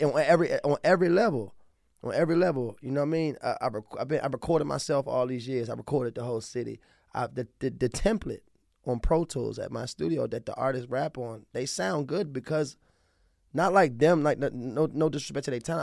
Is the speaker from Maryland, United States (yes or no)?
yes; Baltimore, Maryland, United States; accent: southern twang; also born or lived in Dallas, Texas / Anne Arundel County, Maryland; I'm from the city, I'm from South Baltimore